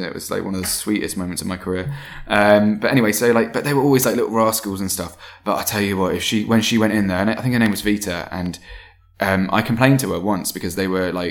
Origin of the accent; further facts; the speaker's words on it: British / English, England, United Kingdom; now in London, United Kingdom; I was very proud of being British